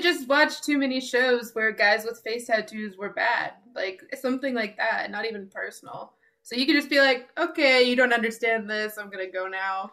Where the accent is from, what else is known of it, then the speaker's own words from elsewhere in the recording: United States; growing up in America